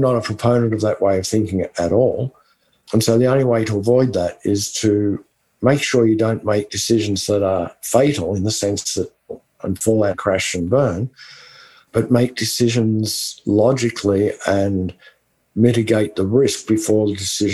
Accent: West Texas, United States; accent: West Texan; my West Texan accent

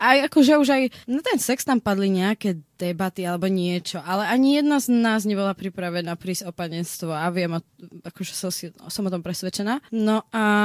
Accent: Slovakia; ja som zo Slovenska

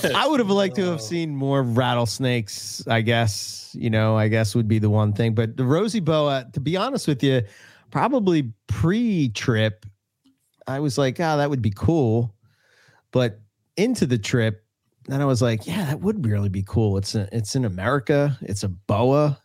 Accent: Arizona, United States; I'm from Arizona

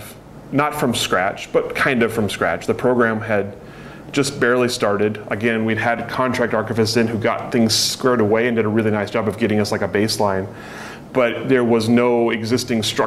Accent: Eugene, Oregon, United States; I grew up in Eugene

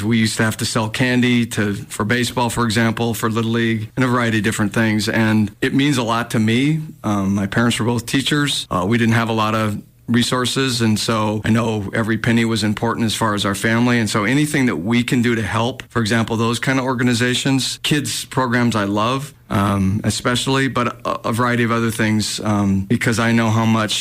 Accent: Missoula, Montana, United States; when I was a kid growing up in Missoula

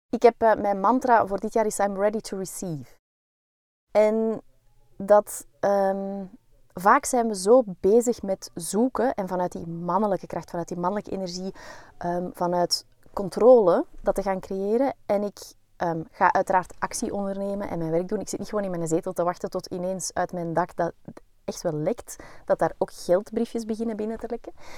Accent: Belgium; wij zijn geen Zweden, wij zijn Belgen.

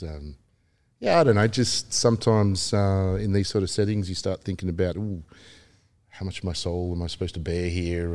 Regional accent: Melbourne, Victoria, Australia; teenage years being a lot of fun growing up in Melbourne.

